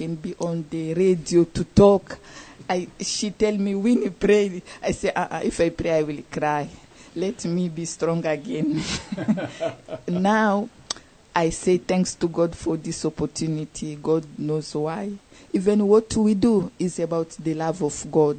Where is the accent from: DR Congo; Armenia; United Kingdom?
DR Congo; moved away as an adult; now in Indianapolis, United States; I'm from Congo, DRC Congo in Africa